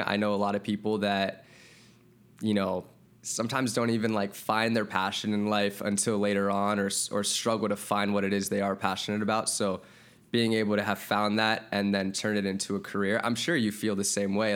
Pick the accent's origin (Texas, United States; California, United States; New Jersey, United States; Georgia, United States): California, United States; Santa Monica; also born or lived in Wisconsin; I was born and raised in Santa Monica